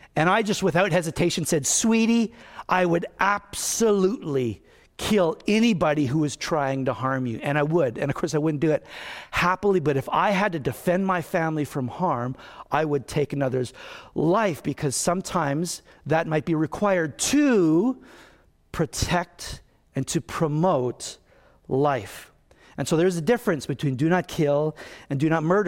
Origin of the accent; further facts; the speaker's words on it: Canada; I'm a Canadian